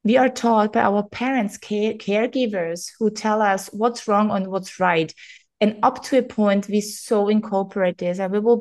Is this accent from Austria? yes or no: yes; Austria; first language German; English is a second language; moved away as an adult; now in Greece; while I was in my hometown